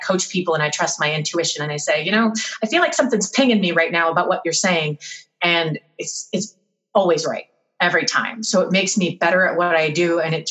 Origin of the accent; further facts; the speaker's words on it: New Jersey, United States; my hometown where my parents live in New Jersey